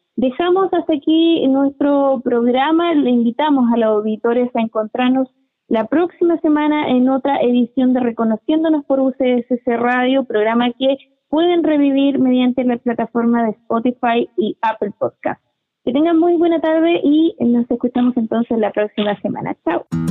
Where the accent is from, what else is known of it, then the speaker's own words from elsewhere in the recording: Chile; como chilenos acostumbramos a vivir muchas tragedias y a superarlas